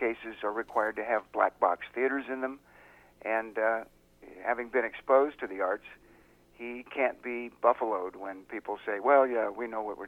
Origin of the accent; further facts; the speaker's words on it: San Diego, California, United States; also born or lived in Los Angeles; I grew up in San Diego